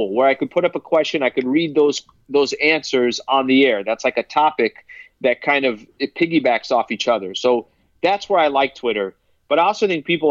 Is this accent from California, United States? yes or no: yes; San Diego, California, United States; I'm from San Diego